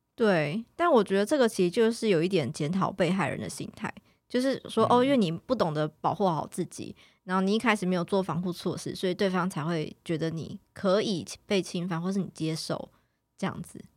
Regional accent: Taiwan; 那我们台湾这边是怎么样去认定？

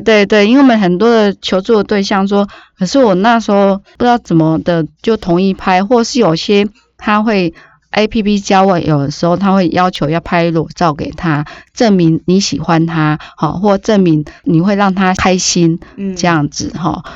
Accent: Taiwan; 我们台湾

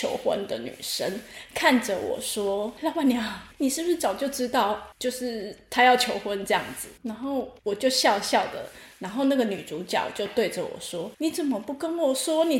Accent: Taipei, Taiwan; 对，因为我是从台北被骗过来的。

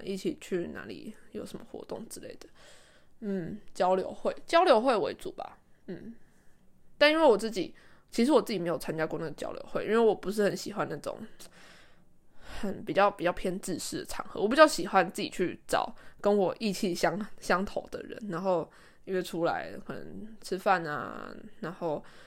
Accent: Taiwan; first language Chinese; moved away as an adult; now in Japan; 因为台湾人真的很多，然后他然后同国籍的人又很容易聚在一起，所以因为我我之前有去别的国家上过语言学校一个月，我知道这个，所以我这一次来日本的时候，我就刻意的不跟台湾人接触，

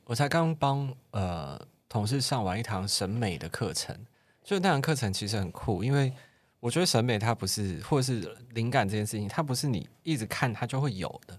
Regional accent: Kaohsiung, Taiwan; 我是高雄人

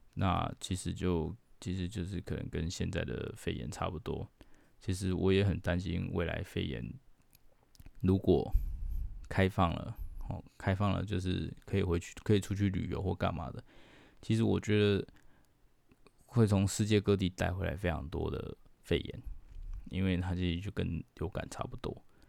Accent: Taiwan; 我们台湾人几乎都没有得抗体

